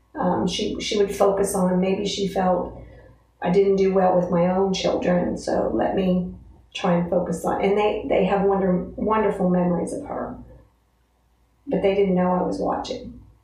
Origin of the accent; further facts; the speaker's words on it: Altoona, United States; From Altoona